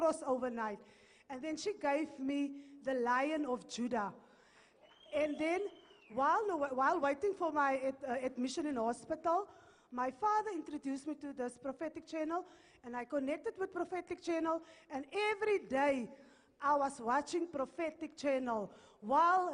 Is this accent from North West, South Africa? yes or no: yes; Morokweng, North West, South Africa; I'm from Morokweng in the Northwest.